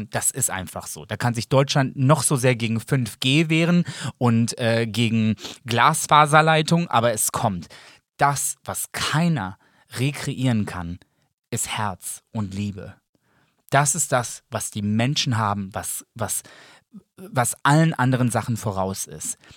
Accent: Serbia; Ja, aber ich sehe mich auch als Serbe.

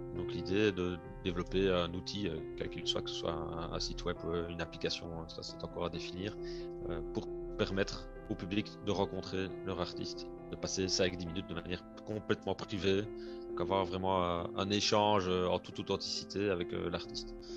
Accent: Liège region, Wallonia, Belgium; à mon accent, on entend certainement que je ne suis pas français, que je suis plutôt de la région de Liège en France, en Belgique, pardon.

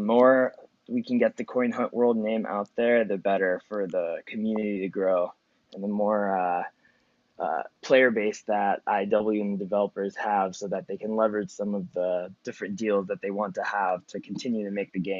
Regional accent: Philadelphia, Pennsylvania, United States; so I'm from Philly, right?

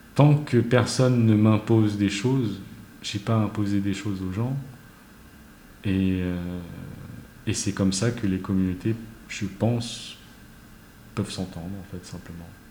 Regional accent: France; also born or lived in Paris (19th arrondissement); je suis français

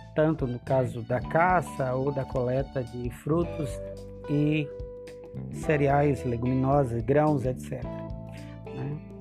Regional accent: Northeast Region, Brazil; Sou nordestino

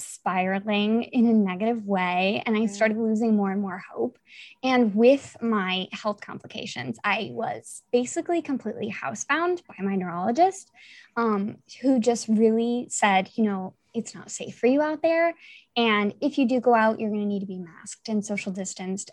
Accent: Italy; I'm also from Italy.

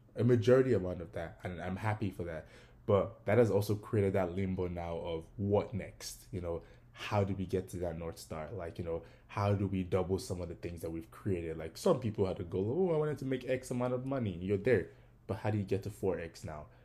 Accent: Ogun State, Nigeria; now in United States; I was also born and raised in Nigeria. I am from Ogun State

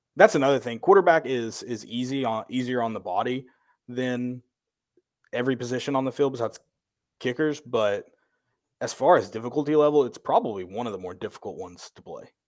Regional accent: the South, United States; we grew up in the South

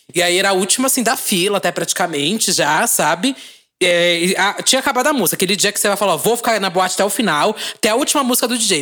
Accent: São Paulo, Brazil; a gente é de São Paulo

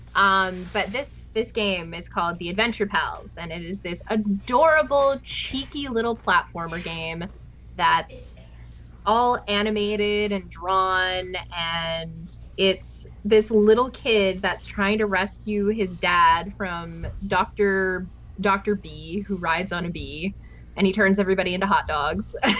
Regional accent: West Coast of Canada, Canada; I'm from the West Coast

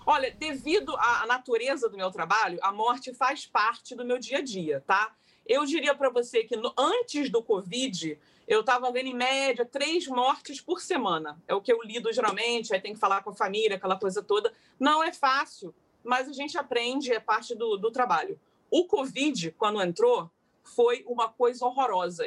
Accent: Rio de Janeiro, Brazil; moved away as an adult; now in London, United Kingdom

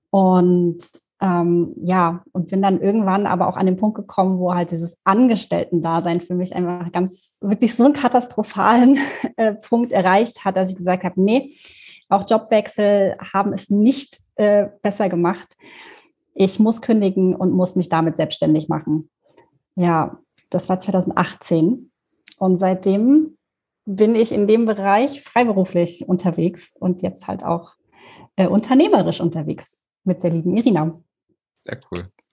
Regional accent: Erfurt, Thuringia, Germany; moved away as an adult; also born or lived in Munich; ich bin ähm, in Erfurt aufgewachsen, im wunderschönen Thüringen und bin dann nach dem Abitur äh, nach München gezogen

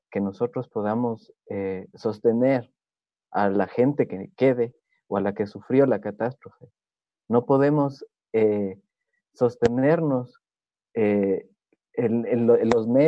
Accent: Ecuador; Yo soy de Ecuador, soy de una zona donde

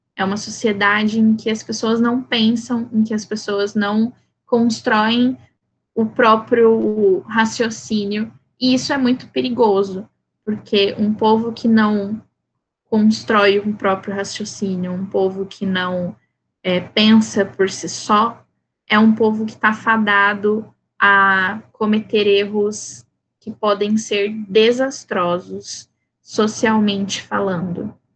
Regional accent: Campo Grande, Mato Grosso do Sul, Brazil; first language Portuguese; nascida e criada em Campo Grande, Mato Grosso do Sul

